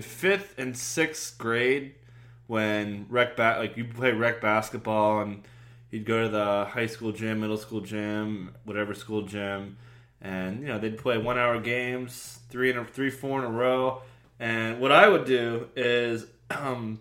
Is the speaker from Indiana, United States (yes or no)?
no; New Jersey, United States; I'm from New Jersey